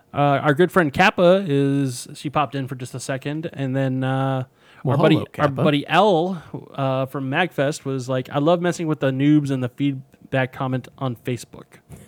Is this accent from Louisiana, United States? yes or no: no; Denver, Colorado, United States; born or raised there; moved away